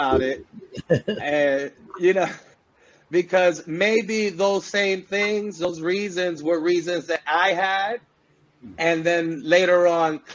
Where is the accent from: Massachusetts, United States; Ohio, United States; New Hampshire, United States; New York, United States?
New York, United States; New York City; I'm born and raised in the Bronx, New York City. And I come from, of course, Puerto Rican descent